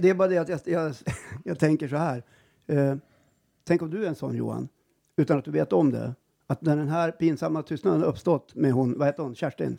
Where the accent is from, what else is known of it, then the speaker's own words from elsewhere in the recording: Jämtland, Sweden; vi är ju från Jämtland, mm. här, sitter i Östersund och spelar in den här podden